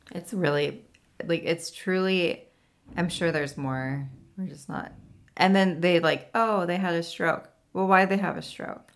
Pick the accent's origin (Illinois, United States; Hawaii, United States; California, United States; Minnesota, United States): California, United States; moved away as an adult; now in Tennessee, United States; every time I go home